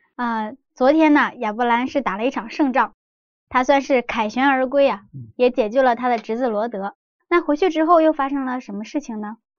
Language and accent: Chinese; China; 我们中国人